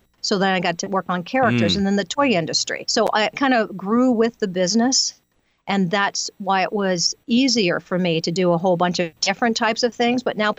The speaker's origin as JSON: {"language": "English", "region": "Louisiana", "country": "United States", "accent": "Southern", "moved": "yes", "lives_now": "California, United States", "said": "I moved to California from Louisiana, so it was a bit of a struggle to get rid of my Southern accent during the time because people were just making fun of me."}